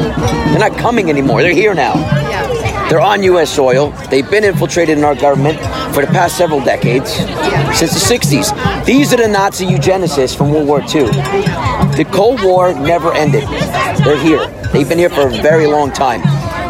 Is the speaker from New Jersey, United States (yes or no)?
yes; New Jersey, United States; I'm from Jersey. Well, what I could tell you is at the Capitol building in Trenton, where we all were several months ago, there wasn't nearly as many.